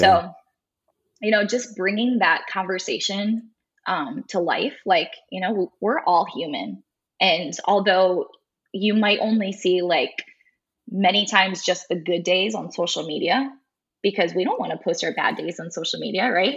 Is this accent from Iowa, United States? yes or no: yes; Farley, Iowa, United States; Dubuque is about 20 minutes away from my hometown